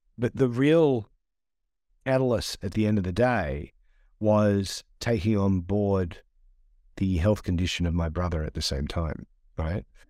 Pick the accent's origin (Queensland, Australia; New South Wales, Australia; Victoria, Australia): New South Wales, Australia; Sydney; I'm Australian.